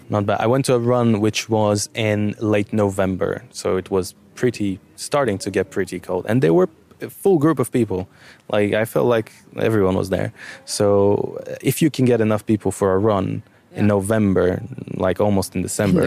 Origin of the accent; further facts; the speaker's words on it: Bulgaria; now in Luxembourg; I'm from Bulgaria and Turkey is right around the corner